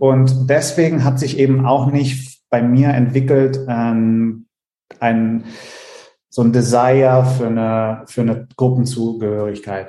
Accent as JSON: {"language": "German", "country": "Italy", "tie": "born or raised there", "moved": "yes", "said": "in Italien äh, zu der Zeit, wo ich aufgewachsen bin"}